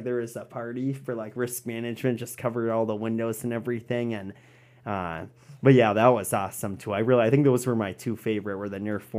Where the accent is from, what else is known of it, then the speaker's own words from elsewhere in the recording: Coon Rapids, Minnesota, United States; also born or lived in Fridley, Minnesota / Corpus Christi, Texas; I was born in Fridley, Minnesota, and then I grew up primarily in Coon Rapids, Minnesota. So I was the oldest of three younger brothers, and when I was in second grade, actually, my dad got a job opportunity in Corpus Christi, Texas.